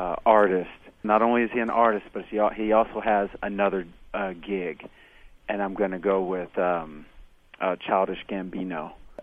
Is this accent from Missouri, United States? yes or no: yes; Kansas City, Missouri, United States; I grew up in Kansas City, Missouri